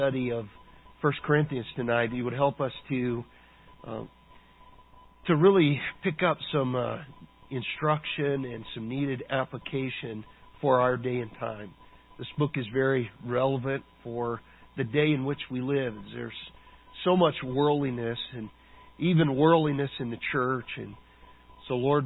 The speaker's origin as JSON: {"language": "English", "country": "United States", "said": "as modern American Christians"}